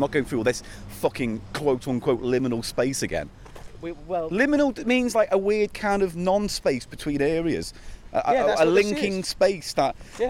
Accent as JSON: {"language": "English", "area": "the Wirral", "region": "North West England", "country": "United Kingdom", "tie": "born or raised there", "said": "Where I grew up on the Wirral"}